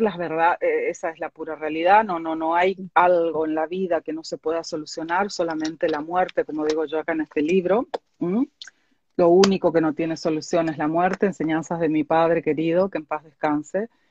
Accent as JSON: {"language": "Spanish", "country": "Argentina", "tie": "born or raised there", "moved": "yes", "said": "yo soy oriunda de Argentina"}